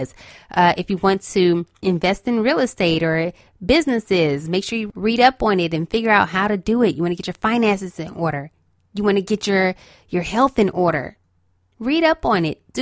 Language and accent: English; Los Angeles, California, United States; I'm from Los Angeles, okay, so I'm used to an earthquake here and there